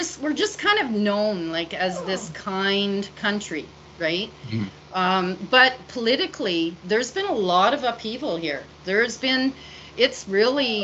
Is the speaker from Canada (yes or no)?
yes; Canada; as a Canadian